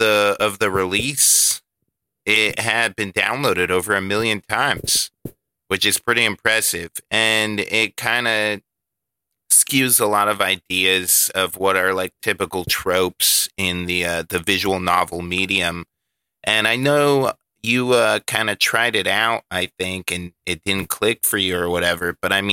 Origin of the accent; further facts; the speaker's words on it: Canada; I'm Canadian. The game is Canadian. Deal with it.